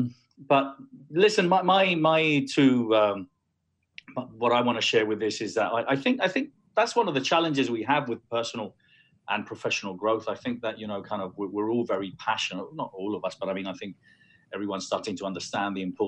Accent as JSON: {"language": "English", "country": "Spain", "tie": "born or raised there", "also_born_or_lived": "London", "first_language": "Spanish", "second_language": "English", "said": "I was born in London. I lived there till I was 9, but then I went back to Spain and I was brought up in Spain. I consider myself actually Spanish"}